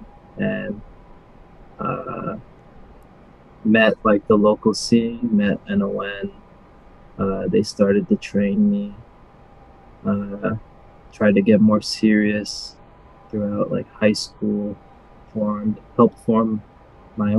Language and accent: English; Surrey, British Columbia, Canada; I'm from Surrey, BC, the Vancouver area.